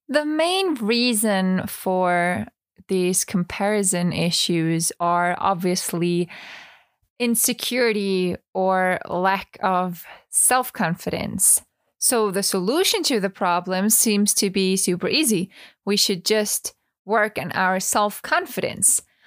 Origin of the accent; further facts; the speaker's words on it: Vienna, Austria; English is a second language; also born or lived in Tenerife; I studied musical theater for three years in Vienna, so in my hometown